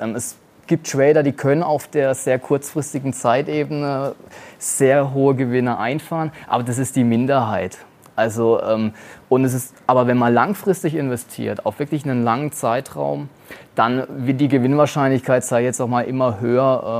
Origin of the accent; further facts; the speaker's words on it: Germany; als Deutscher